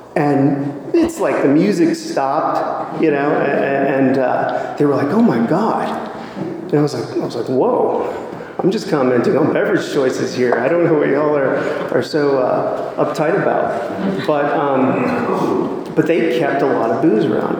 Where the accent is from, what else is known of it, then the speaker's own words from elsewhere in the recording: Washington, District of Columbia, United States; now in Raleigh, United States; I was born and raised in Washington, D.C.